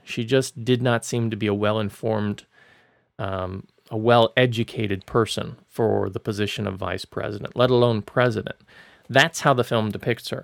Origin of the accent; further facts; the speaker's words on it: Florida, United States; my home state of Florida